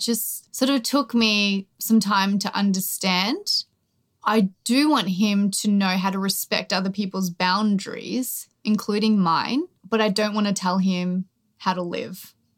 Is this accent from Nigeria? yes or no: no; Australia; born or raised there